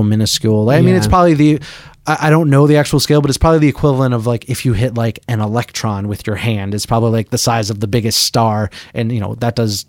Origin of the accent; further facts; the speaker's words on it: Boston, Massachusetts, United States; I'm from Boston